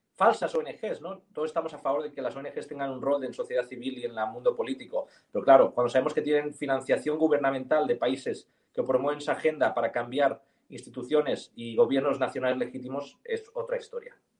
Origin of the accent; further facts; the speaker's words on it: Catalonia, Spain; ciudadanos de Cataluña, que somos catalanes pro Constitución, pro España